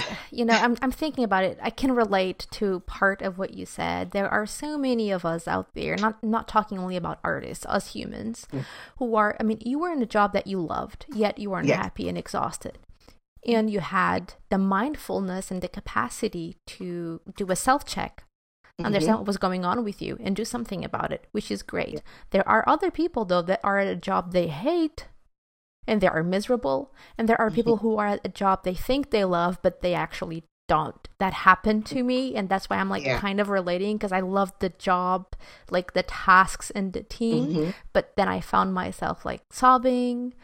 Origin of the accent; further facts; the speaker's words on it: Portugal; I'm from Portugal, and there's this mentality here